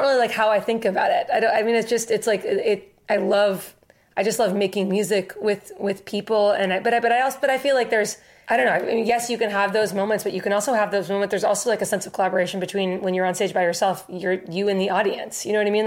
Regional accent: Newton, Massachusetts, United States; growing up in Boston, uh, and kind of having this thing that we did every summer, we would go to Ireland every summer

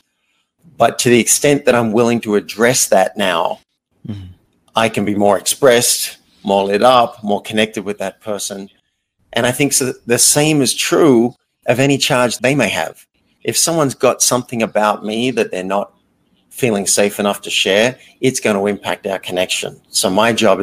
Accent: Australia; moved away as an adult; also born or lived in New York; I grew up in Australia in a fairly small country-ish town.

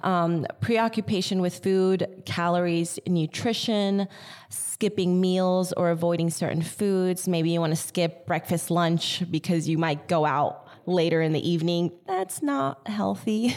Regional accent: Yucca Valley, California, United States; born or raised there; also born or lived in Artesia, California / Los Angeles County

